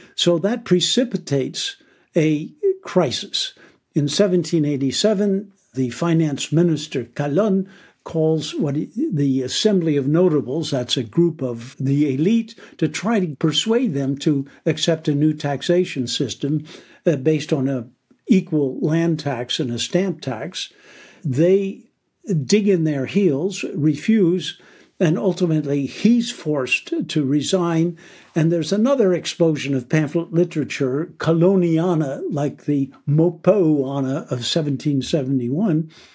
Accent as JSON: {"language": "English", "country": "United States", "said": "I'm an American myself"}